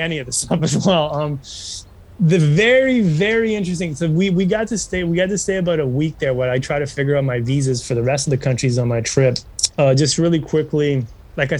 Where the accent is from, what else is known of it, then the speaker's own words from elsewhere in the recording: Canada; as a Canadian citizen